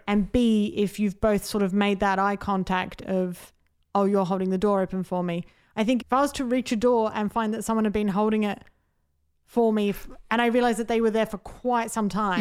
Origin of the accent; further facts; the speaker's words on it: Adelaide, South Australia, Australia; I'm from Adelaide